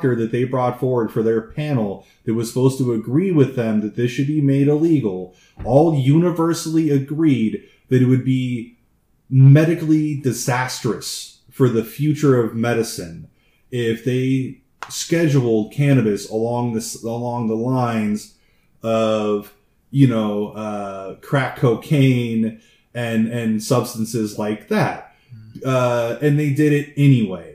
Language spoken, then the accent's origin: English; United States; as an American